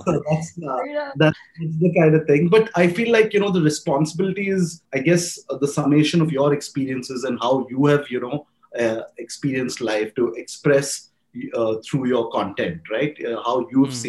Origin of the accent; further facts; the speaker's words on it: India; I'm being an Indian Muslim here